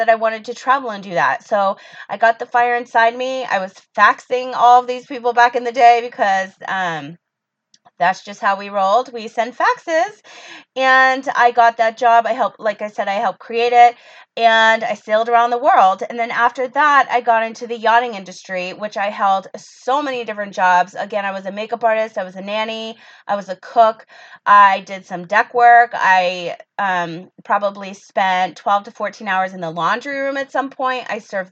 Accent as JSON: {"language": "English", "country": "United States", "said": "I'm American"}